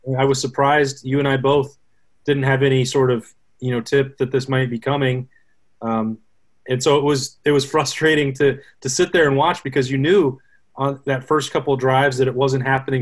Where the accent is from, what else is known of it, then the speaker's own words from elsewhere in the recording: Casper, Wyoming, United States; moved away; My hometown is Casper, and then went to school, the uh, most famous university in the world, University of Wyoming down in Laramie.